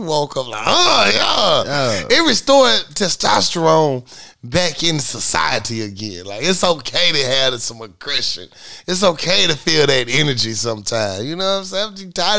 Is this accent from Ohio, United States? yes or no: no; New York, United States; I'm from New York.